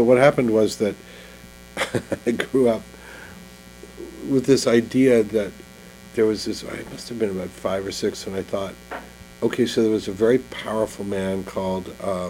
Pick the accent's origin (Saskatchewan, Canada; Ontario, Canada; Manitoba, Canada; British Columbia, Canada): Ontario, Canada; Ottawa; English is a second language; we moved to Ottawa, and I didn't speak English that well, because I kind of spoke a combination of French, called Joual, and Yiddish. Our street was an immigrant street, so I spoke French and Yiddish better than I spoke English